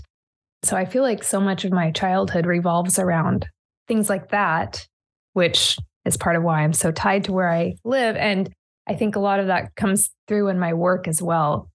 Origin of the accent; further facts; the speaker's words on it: Oregon, United States; also born or lived in California; I was born and raised in Oregon, and I have basically spent my whole life here